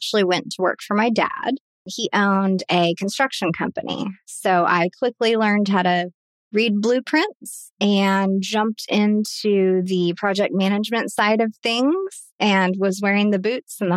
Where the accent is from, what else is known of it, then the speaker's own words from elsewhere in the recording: Dallas, Texas, United States; also born or lived in El Paso, Texas; when I was young, 5 or 6 years old, we moved to the Dallas area. Been around here ever since